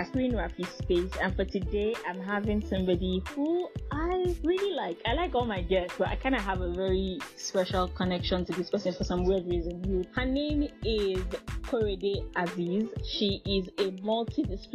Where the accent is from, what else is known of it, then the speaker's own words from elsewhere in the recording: Northern Nigeria, Nigeria; I grew up in a Hausa place